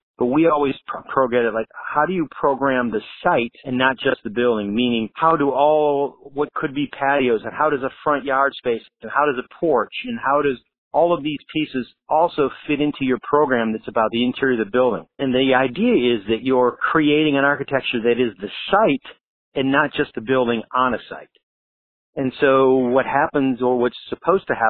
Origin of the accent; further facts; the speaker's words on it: Michigan, United States; now in Southern California, United States; I grew up in Michigan